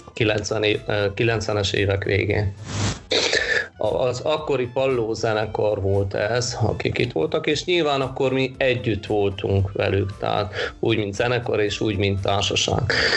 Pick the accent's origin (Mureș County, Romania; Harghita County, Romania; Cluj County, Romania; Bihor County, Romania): Harghita County, Romania; Miercurea Ciuc; also born or lived in Sânsimion; now in Oradea, Romania; csíki vagyok, csík, e, csík Szent Simonba szület, e, Csíkszeredába születtem, de Szent Simonba élnek a szüleim mai napig